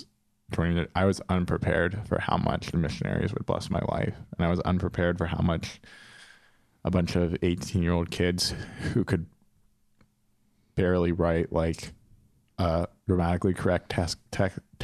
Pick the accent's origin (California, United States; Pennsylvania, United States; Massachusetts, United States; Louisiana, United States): Pennsylvania, United States; also born or lived in Philadelphia, Pennsylvania; I'm from Philly. Well, I'm from Pennsylvania, but I'd lived in Philly for 5 years